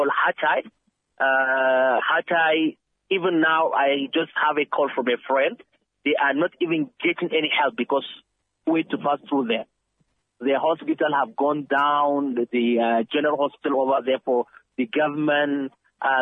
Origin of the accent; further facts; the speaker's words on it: Nigeria; moved away as an adult; now in Turkey; I'm a Nigerian, but I live in Turkey for the past 12 years